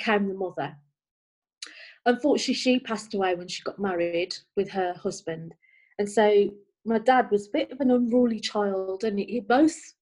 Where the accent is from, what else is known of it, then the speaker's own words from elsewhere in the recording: Birmingham, West Midlands, United Kingdom; also born or lived in Manchester; we all of us born bred Birmingham